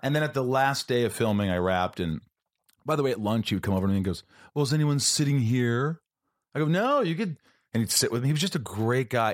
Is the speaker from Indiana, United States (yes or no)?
yes; Southern Indiana, United States; moved away; I'm still that kid from Indiana